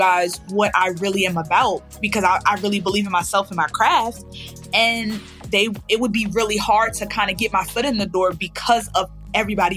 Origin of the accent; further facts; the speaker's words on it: Wilmington, Delaware, United States; moved away as an adult; also born or lived in Charlotte, North Carolina; now in Houston, United States; I am originally from Wilmington, Delaware, East Coast, born and raised